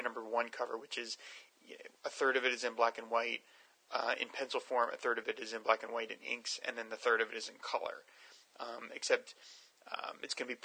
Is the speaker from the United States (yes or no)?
yes; New Jersey, United States; I didn't spend a lot of time at the Jersey Shore growing up, and I didn't as an adult, but it's still my home state.